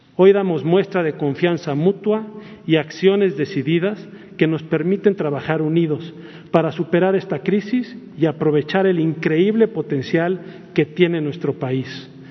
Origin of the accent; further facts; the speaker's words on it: Mexico; como mexicanos